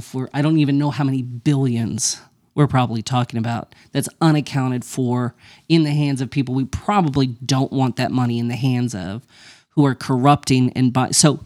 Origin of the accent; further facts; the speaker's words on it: Las Cruces, New Mexico, United States; I grew up in Las Cruces, New Mexico, which is right on the border of with El Paso. It's a sister city to Juarez, right? So I grew up in a border environment, right?